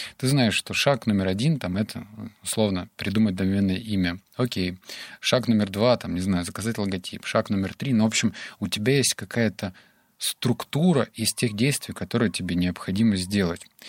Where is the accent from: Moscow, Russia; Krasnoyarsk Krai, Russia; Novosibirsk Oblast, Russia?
Novosibirsk Oblast, Russia; Novosibirsk; сам я из Новосибирска